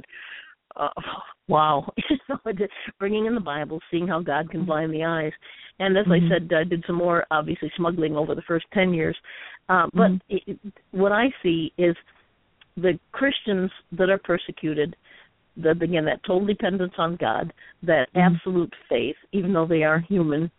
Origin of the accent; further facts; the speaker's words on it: United States; me as an American